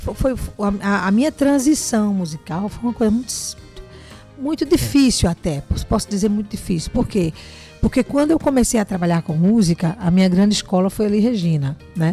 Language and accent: Portuguese; João Pessoa, Paraíba, Brazil; moved away; also born or lived in Europe; na verdade eu nasci em João Pessoa, na Rua da Palmeira, né? Minha mãe morava ali